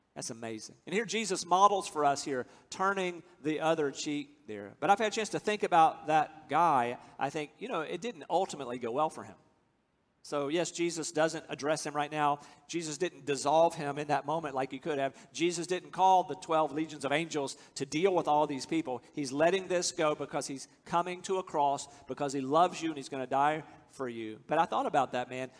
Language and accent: English; United States; I'm from America.